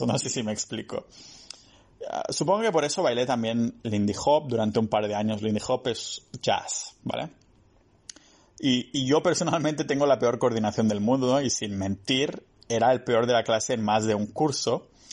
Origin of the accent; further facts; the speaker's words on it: a village near Barcelona, Catalonia, Spain; moved away; mi pueblo cerca de, de Barcelona